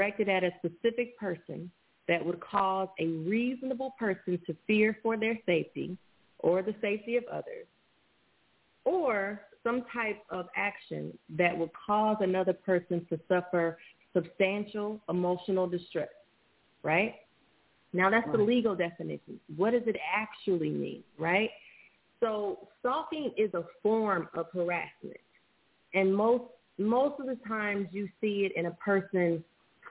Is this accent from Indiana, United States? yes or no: yes; Indianapolis, Indiana, United States; also born or lived in Washington, D.C.; now in Los Angeles, United States; I'm originally from Indianapolis, Indiana, and I currently reside in Los Angeles, California